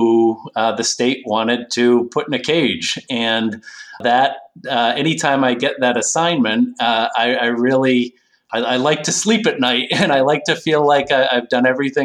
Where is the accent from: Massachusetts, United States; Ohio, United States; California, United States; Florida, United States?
Massachusetts, United States; Northampton; So I grew up in Western Massachusetts, where I continue to live. I'm actually fifth generation Northampton, Massachusetts.